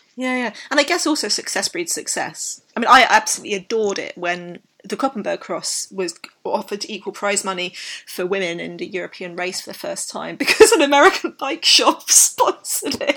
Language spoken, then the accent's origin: English; United Kingdom; I'm British